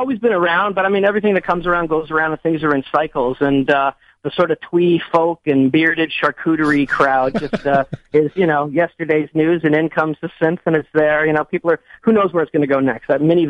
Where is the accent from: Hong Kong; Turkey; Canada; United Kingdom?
Canada; Toronto, Ontario; also born or lived in upstate New York; Toronto hometown, upstate New York guy. Moved here like with my family a bazillion years ago. And, so I'm a Toronto, Golden Horseshoe guy.